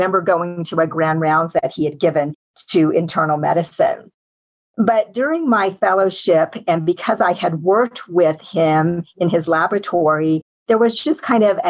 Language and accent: English; Kansas, United States; moved away as an adult; also born or lived in Colorado / California; I was born in Kansas and had the opportunity to attend medical school at the university